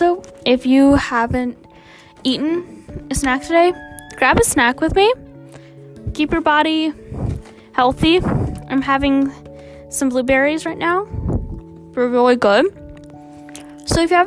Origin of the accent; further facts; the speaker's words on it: United States; as an American